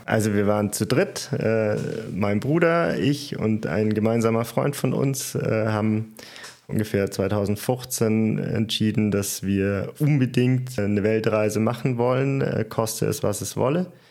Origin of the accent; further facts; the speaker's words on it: Germany; also born or lived in Munich; als Deutscher